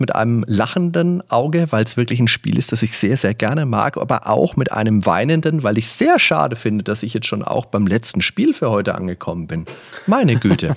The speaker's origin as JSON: {"language": "German", "town": "Würzburg", "region": "Bavaria", "country": "Germany", "said": "das war bei uns in Würzburg"}